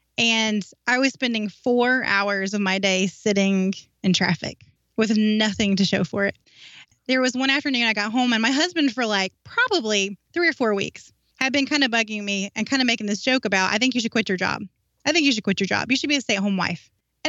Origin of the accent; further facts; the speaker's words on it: North Carolina, United States; moved away as an adult; North Carolina.